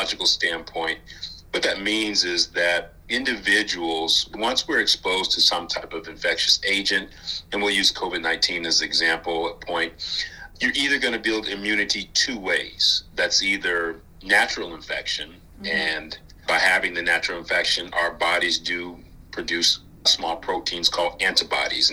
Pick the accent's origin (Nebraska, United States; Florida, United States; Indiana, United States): Indiana, United States; Indianapolis; also born or lived in Detroit, Michigan; now in Kentucky, United States; I'm originally from Indianapolis, Indiana.